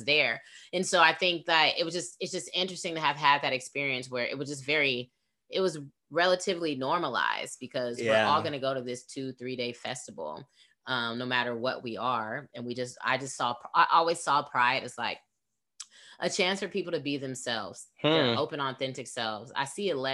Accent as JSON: {"language": "English", "area": "Bay Area", "region": "California", "country": "United States", "tie": "born or raised there", "said": "I'm from California and I went to school in the Bay Area"}